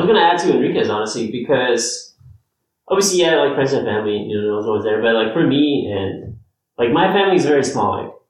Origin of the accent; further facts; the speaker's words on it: Ecuador; moved away; I'm from Ecuador. Yeah. Ecuador, so like my mom's side of the family's all over there.